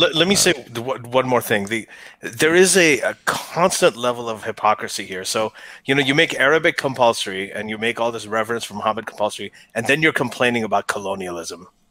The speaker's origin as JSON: {"language": "English", "town": "Lahore", "region": "Punjab", "country": "Pakistan", "tie": "born or raised there", "said": "I was born in Lady Wellington"}